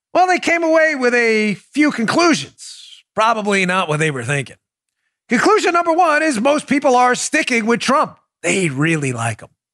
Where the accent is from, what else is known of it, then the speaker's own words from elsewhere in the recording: United States; I'm an American.